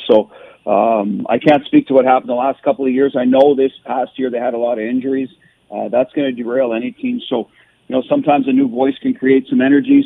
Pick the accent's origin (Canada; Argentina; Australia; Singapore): Canada; now in Boston, United States; I'm a Canadian